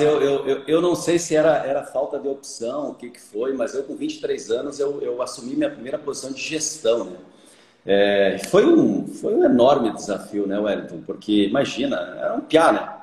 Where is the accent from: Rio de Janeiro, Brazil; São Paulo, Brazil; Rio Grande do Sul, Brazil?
Rio Grande do Sul, Brazil; Caibaté; moved away as an adult; now in Lucas do Rio Verde, Brazil; sou filho de pequeno produtor, do interior de Caibaté, imagina só, né? Caibaté já é pequeno, tem 5 mil habitantes. Eu ainda sou do interior de Caibaté, numa comunidade chamada Rincão da Conceição